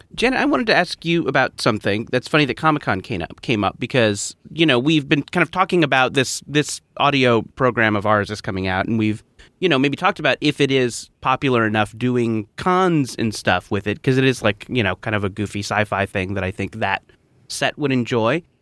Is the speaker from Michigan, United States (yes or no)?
no; Orange County, California, United States; I grew up in Orange County